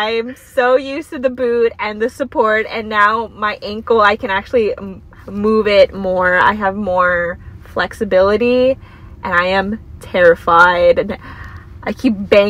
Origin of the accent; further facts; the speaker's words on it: East Coast, United States; We're from the East Coast